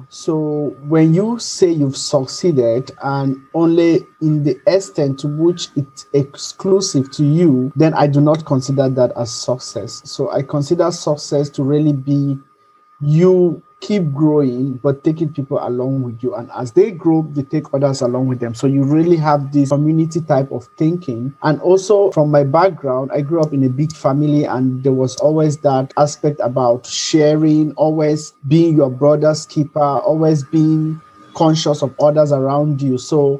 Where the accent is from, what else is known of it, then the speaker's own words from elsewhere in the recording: Nigeria; also born or lived in Cameroon; So I'm Nigerian. I was born in Cameroon, so my parents were there, and I grew up with a big family.